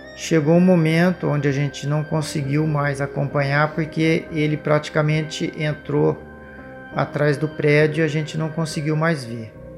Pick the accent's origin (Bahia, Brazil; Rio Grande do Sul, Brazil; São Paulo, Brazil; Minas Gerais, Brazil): São Paulo, Brazil; interior of; sou do interior de São Paulo